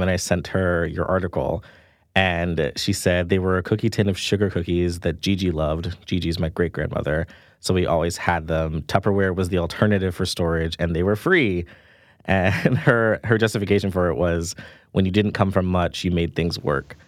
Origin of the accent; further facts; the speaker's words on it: New York City, New York, United States; I grew up in Jamaica, Queens, in my grandmother's small two story house by the airport